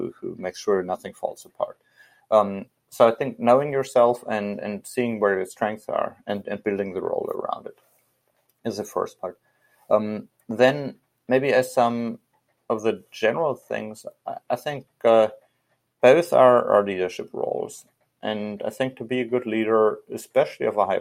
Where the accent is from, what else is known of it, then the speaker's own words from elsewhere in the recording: Hesse, Germany; I was leading the Cub Scout program in Hessen, in my home state.